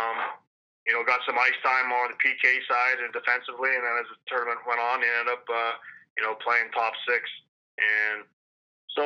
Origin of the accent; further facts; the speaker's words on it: Newport Beach, California, United States; moved away as an adult; also born or lived in London, Ontario, Canada / Jackson, Mississippi / Idaho; I grew up playing hockey and actually in Newport Beach, California. So we moved there from Canada, from London, Ontario, and got to grade nine high school years